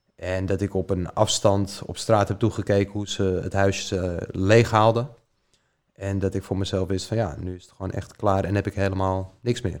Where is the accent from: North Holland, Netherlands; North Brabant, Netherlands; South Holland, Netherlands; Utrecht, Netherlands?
North Holland, Netherlands; Diemen; ik ben opgegroeid in Diemen, samen bij mijn moeder thuis